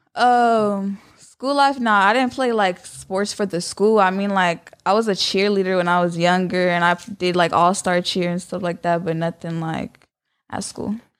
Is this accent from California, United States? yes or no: yes; San Jose, California, United States; I'm from San Jose, California.